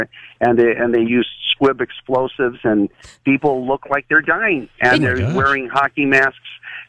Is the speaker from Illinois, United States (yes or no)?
yes; Chicago, Illinois, United States; moved away; I'm from Chicago originally.